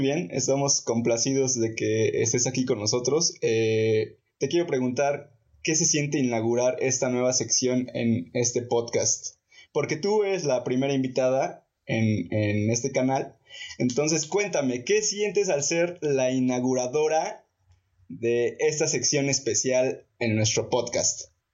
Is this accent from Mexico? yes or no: yes; Mexico; así somos los mexicanos